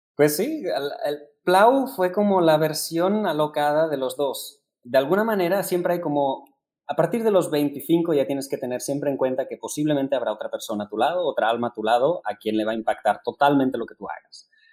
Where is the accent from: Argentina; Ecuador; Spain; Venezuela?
Spain; now in Mexico; como buenos españoles